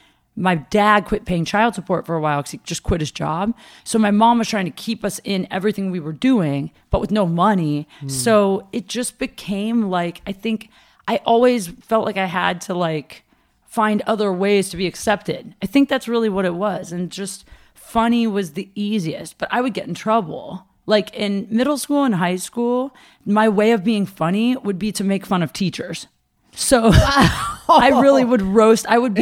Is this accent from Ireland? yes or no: no; Ohio, United States; I'm from Ohio.